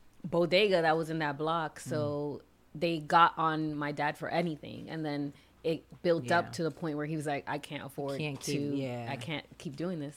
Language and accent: English; New York City, New York, United States; I'm from New York.